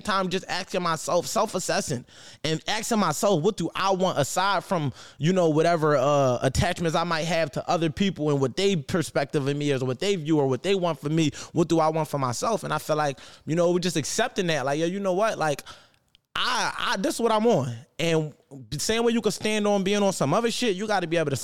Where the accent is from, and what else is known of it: Philadelphia, Pennsylvania, United States; born or raised there; moved away as an adult; also born or lived in Atlanta